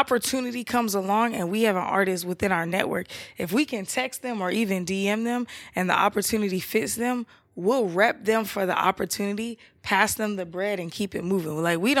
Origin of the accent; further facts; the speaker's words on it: Atlanta, Georgia, United States; Nah, I'm from Atlanta. That's my favorite city.